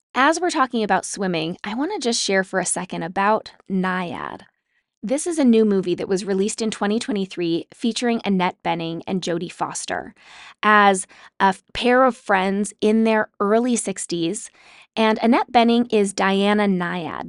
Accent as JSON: {"language": "English", "region": "Utah", "country": "United States", "tie": "born or raised there", "said": "I grew up in Utah"}